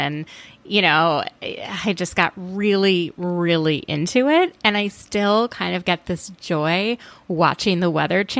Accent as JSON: {"language": "English", "town": "Minneapolis", "region": "Minnesota", "country": "United States", "tie": "born or raised there", "said": "where I grew up in Minneapolis"}